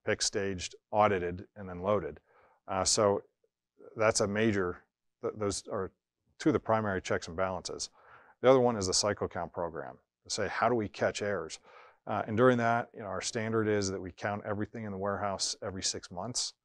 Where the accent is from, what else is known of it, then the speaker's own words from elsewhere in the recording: Erie, Pennsylvania, United States; moved away as an adult; also born or lived in Syracuse / Chicago / Oklahoma City / North Jersey; we were looking to get back to my hometown, which is Erie, Pennsylvania.